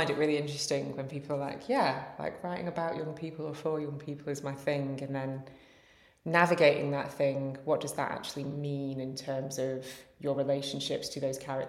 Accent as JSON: {"language": "English", "area": "American South", "region": "Georgia", "country": "United States", "tie": "born or raised there", "moved": "as an adult", "lives_now": "United Kingdom", "said": "I spent my teenage years growing up in the American South, where there really was zero representation."}